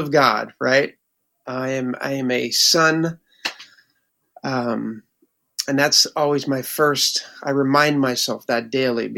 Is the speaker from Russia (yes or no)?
no; Northeast, United States; I grew up in the Northeast